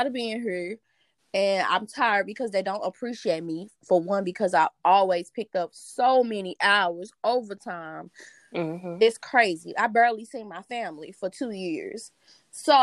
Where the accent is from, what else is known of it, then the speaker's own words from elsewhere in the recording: East St. Louis, Illinois, United States; I'm from East St. Louis, Illinois